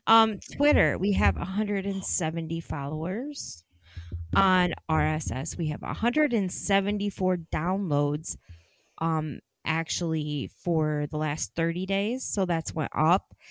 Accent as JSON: {"language": "English", "region": "Ohio", "country": "United States", "tie": "born or raised there", "said": "I was born in Ohio"}